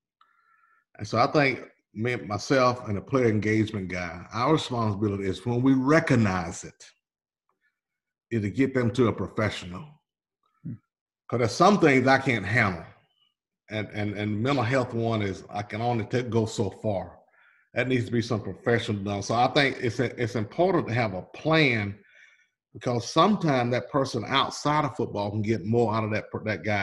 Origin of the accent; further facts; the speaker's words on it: Hickory, Mississippi, United States; moved away; I will always be from Hickory, Mississippi